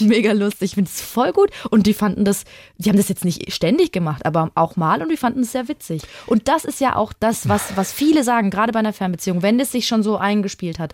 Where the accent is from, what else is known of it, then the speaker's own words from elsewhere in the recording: Würzburg, Bavaria, Germany; ich habe in Würzburg gewohnt am Anfang der Beziehung, also ist meine Heimatstadt